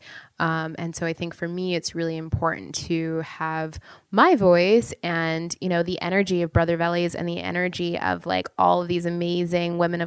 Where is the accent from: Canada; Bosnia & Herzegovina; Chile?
Canada; now in United States; I'm from Canada